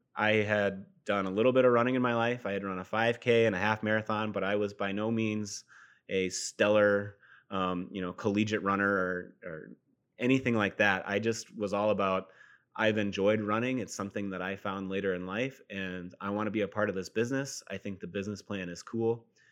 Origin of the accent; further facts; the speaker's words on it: Sioux Falls, South Dakota, United States; also born or lived in Fort Dodge, Iowa; I was born and raised in Fort Dodge, Iowa, but we moved to Sioux Falls when I was in middle school, and so Sioux Falls is home.